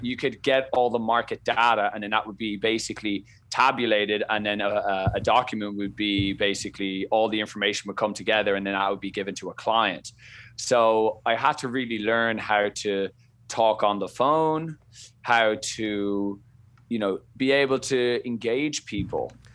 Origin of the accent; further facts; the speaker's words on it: Dublin, Leinster, Ireland; accent: Irish; moved away as an adult; now in Boston, United States; I come from Ireland, Dublin, bred and born. I lived there for the first, you know, twenty-two years of my life.